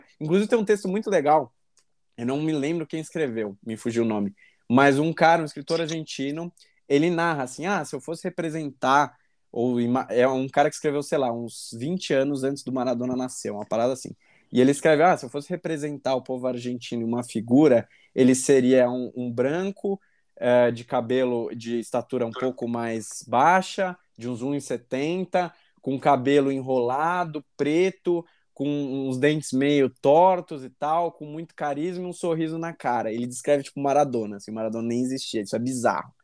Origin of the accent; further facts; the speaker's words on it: Brazil; a gente, como bom brasileiro